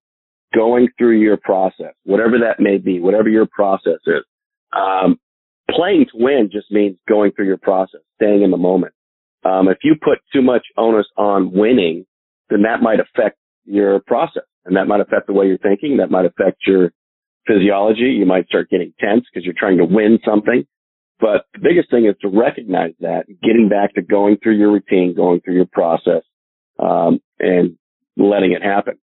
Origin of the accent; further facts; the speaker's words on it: Northern California, United States; I was from Northern California